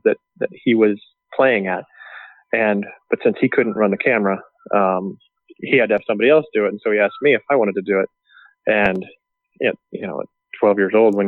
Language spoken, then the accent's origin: English; Southern California, United States; moved away; also born or lived in Oregon; growing up in Southern California